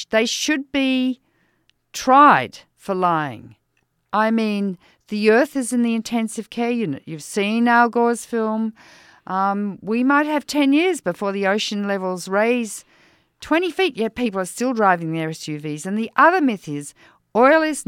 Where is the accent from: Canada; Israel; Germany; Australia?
Australia; now in United States; I'm Australian.